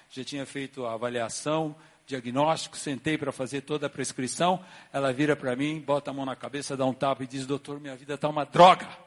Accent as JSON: {"language": "Portuguese", "region": "São Paulo", "country": "Brazil", "also_born_or_lived": "Florianópolis", "moved": "as an adult", "lives_now": "Curitiba, Brazil", "said": "eu aprendi na minha origem em São Paulo, sou paulista. Aprendi na igreja que me converti há muitos anos."}